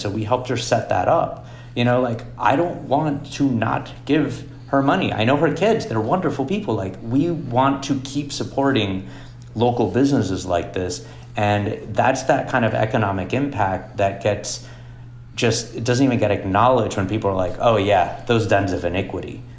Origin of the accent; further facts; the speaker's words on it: Miami, Florida, United States; moved away as an adult; also born or lived in Boston; I grew up in Miami